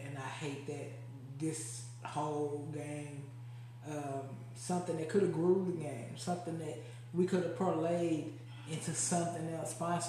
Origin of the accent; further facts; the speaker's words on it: Baltimore, Maryland, United States; I'm from Baltimore. I'm from Maryland. I wear my lashes when I hoop.